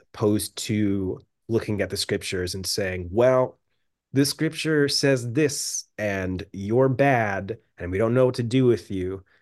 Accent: United States; moved away as an adult; also born or lived in London; I'm just this, like, weird mixed American dude

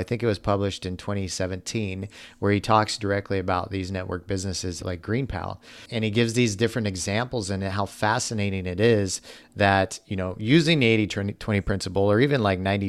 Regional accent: Midwest, United States; I grew up in the Midwest

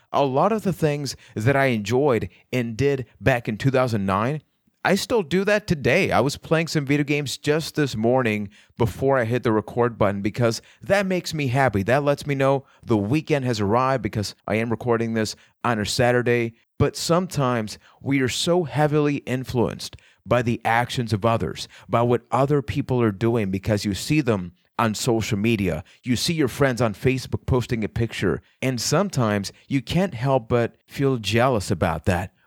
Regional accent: Puerto Rico; I am from Puerto Rico

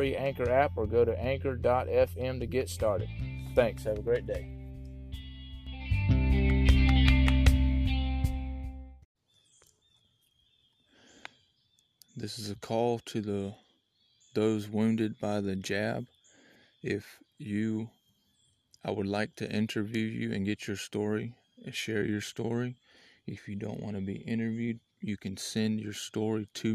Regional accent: United States; I'm an American citizen

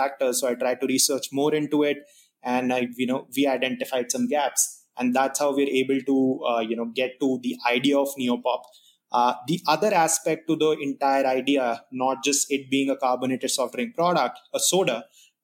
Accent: India; moved away as an adult; now in United States; And I'm not from the US, so I come from India

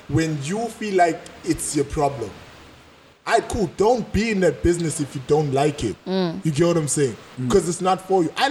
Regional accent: Durban, KwaZulu-Natal, South Africa; I was born in Sydenham Heights, went to primary school in Spearman, and went to high school in Boyne

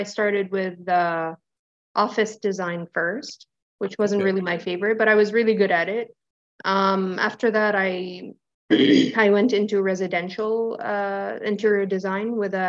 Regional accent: Ottawa, Ontario, Canada; And it started here. I studied high school in Ottawa. I'm from Ottawa. Studied high school here and then went to college for interior design.

